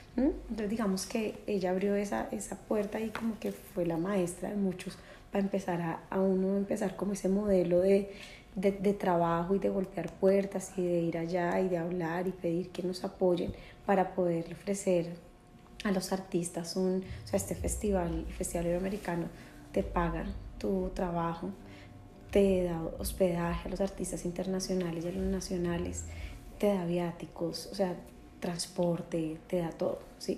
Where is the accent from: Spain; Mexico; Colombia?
Colombia; siendo colombiana